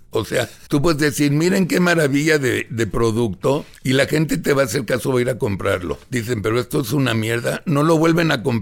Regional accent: Mexico; Digo, ya somos todos mexicanos, colas de caballo los chavos, si quieren, no hay pedos

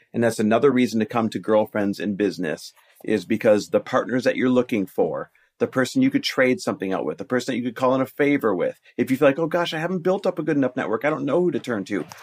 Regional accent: Green Bay, Wisconsin, United States; moved away; also born or lived in Milwaukee, Wisconsin; I grew up in Green Bay, Wisconsin, Milwaukee, Wisconsin, that area

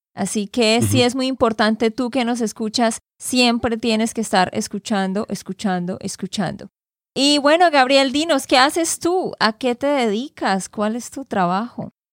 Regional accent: Santander, Colombia; de Santander, Colombia

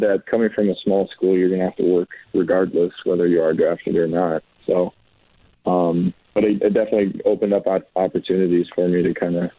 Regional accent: Wisconsin, United States; I grew up in Wisconsin

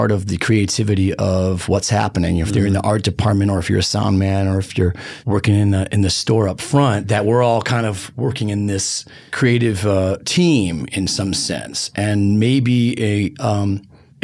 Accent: Detroit, Michigan, United States; I'm from Detroit

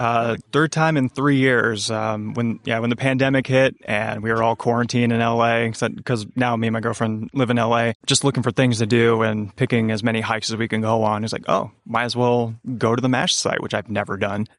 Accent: upstate New York, United States; moved away; I'm originally from upstate New York

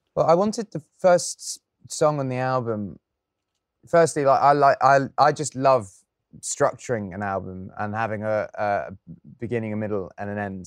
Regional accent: England, United Kingdom; as an Englishman

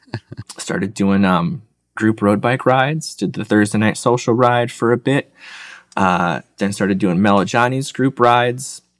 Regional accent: Michigan, United States; moved away as an adult; also born or lived in Georgia; I grew up in Michigan, tried college up there

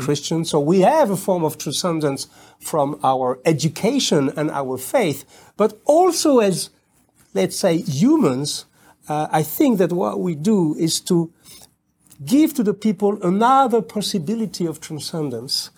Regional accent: outside of Paris, Île-de-France, France; English is a second language; I was born in Paris, but I was raised outside of Paris.

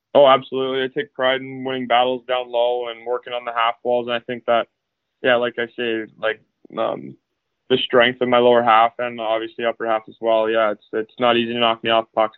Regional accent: Abbotsford, British Columbia, Canada; now in Victoria, Canada; I grew up in Abbotsford. Uh, I was born there and have grown up there the last, I guess, 17 years until I guess I'm building here in Victoria.

